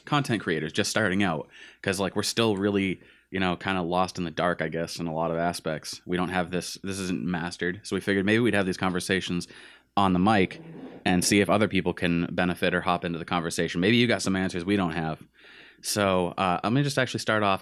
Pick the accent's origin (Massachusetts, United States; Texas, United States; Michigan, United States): Massachusetts, United States; Gardner; also born or lived in Westminster, Massachusetts / Manchester / Winchendon, Massachusetts; born and raised, born in Westminster, raised in Gardner, moved to Manchester.